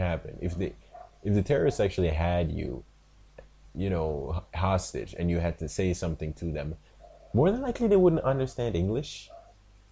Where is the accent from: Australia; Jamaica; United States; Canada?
Jamaica; Like, I am a Jamaican. I live in Jamaica